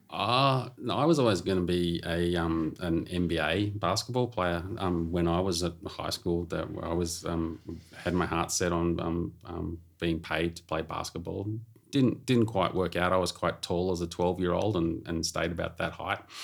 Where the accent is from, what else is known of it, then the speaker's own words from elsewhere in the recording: Melbourne, Victoria, Australia; I grew up in Melbourne